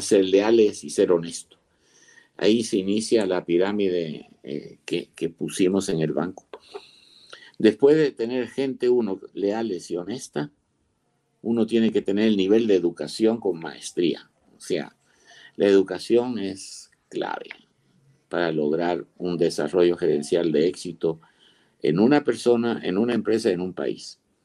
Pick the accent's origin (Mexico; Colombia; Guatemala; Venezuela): Guatemala; also born or lived in Spain / Seville; yo nací en España, vine pequeño